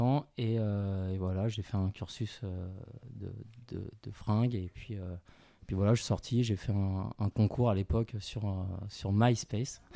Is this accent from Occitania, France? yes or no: no; Paris, Île-de-France, France; also born or lived in China; je suis né en Chine, j'ai grandi à, Paris, en banlieue parisienne